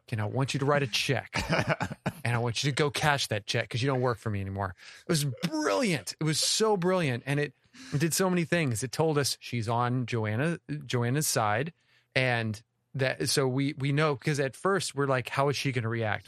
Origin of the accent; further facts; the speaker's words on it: the South, United States; We're from the South.